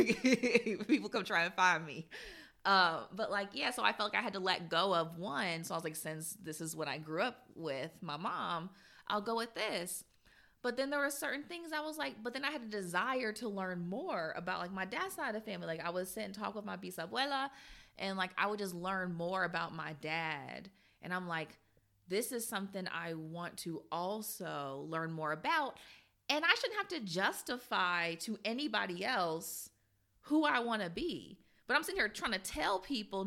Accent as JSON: {"language": "English", "country": "United States", "tie": "born or raised there", "said": "I grew up in America"}